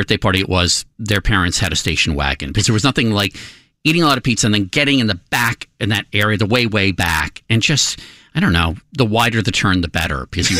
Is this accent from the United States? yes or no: yes; United States; I grew up right outside of Washington, D.C.